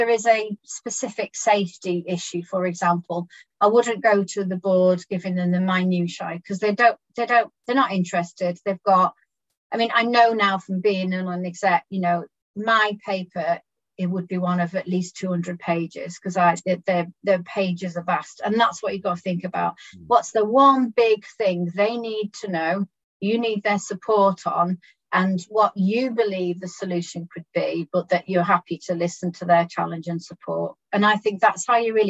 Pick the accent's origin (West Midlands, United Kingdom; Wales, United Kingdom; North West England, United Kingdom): North West England, United Kingdom; Birkenhead; I was born in Birkenhead.